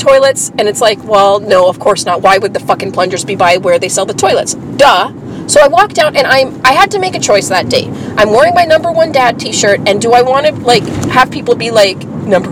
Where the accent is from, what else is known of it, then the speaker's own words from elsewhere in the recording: Canada; now in Winnipeg, Canada; I'm Canadian